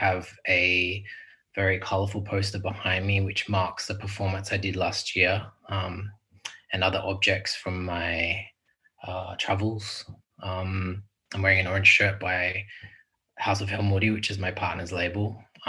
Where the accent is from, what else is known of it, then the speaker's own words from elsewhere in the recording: Philippines; I'm a Filipino artist mixed Tagalog, Ilocano and European French Irish.